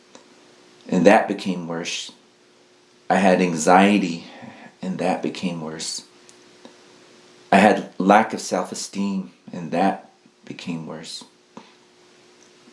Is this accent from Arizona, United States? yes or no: yes; Tonalea, Arizona, United States; also born or lived in Red Lake, Arizona; now in Tuba City, United States; I'm from Tonalea, Arizona